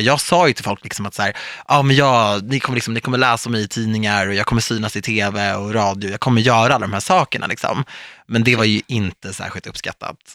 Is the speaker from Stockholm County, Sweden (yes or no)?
yes; Stockholm, Stockholm County, Sweden; Jag är ändå född och uppvuxen i Stockholm